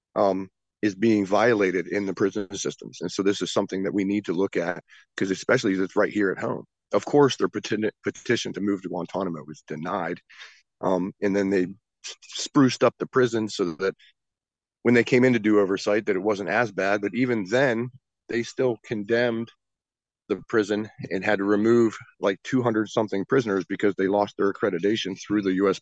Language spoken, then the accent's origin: English; West Virginia, United States; I'm not from Alabama. I'm, I'm a West Virginia boy through and through, born and raised.